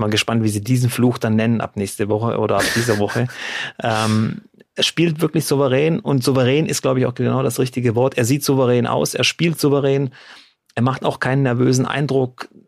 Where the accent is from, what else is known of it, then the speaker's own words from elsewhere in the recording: Baden-Württemberg, Germany; bei uns in Baden-Württemberg